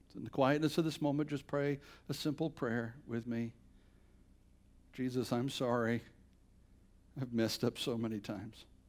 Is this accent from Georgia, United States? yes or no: no; Bladenboro, North Carolina, United States; moved away; Bladinboro's a little town of a thousand people, southeast corner of, of North Carolina